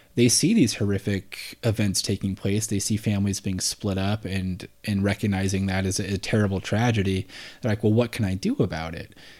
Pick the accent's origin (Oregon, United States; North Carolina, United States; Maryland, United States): Oregon, United States; Portland; I'm from Portland here